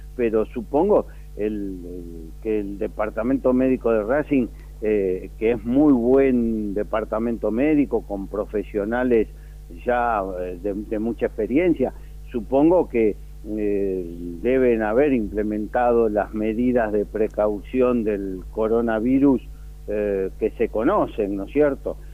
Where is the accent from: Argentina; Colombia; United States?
Argentina; Buenos Aires; yo cuando era chiquito vivía en Villa del Parque